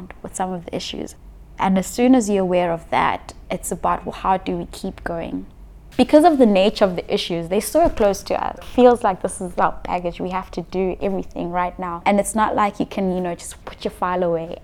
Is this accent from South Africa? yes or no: yes; South Africa; being a South African